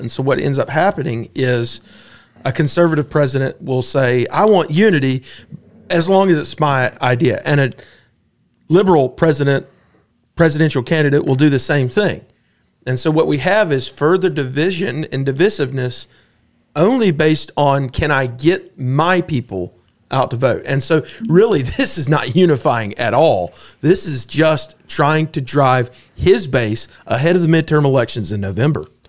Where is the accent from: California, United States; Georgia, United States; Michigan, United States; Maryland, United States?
Georgia, United States; Augusta; I grew up in Augusta